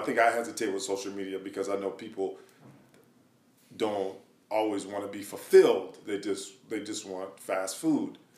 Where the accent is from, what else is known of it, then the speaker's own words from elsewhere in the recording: Madison, Wisconsin, United States; I'm from Madison, Wisconsin, a small town in the Midwest